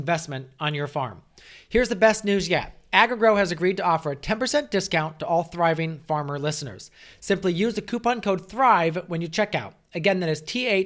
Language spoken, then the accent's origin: English; United States; as an American culture